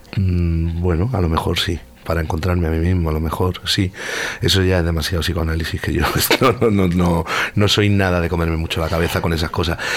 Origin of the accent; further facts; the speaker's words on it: Marbella, Andalusia, Spain; moved away; soy de Marbella, nacido en Marbella, en la calle Virgen de los Dolores, número 12